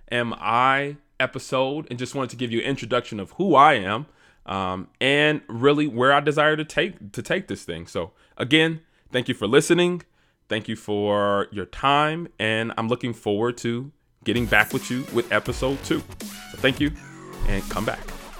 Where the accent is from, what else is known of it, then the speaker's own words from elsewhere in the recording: Detroit, Michigan, United States; born and raised in Detroit, Michigan